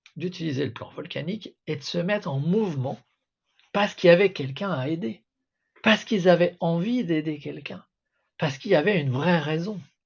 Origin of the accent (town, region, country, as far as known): Alsace, Grand Est, France; born or raised there; first language French